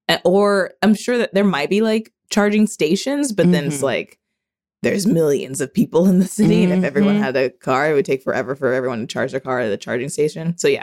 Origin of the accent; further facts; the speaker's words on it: Midwest, United States; I'm from the Midwest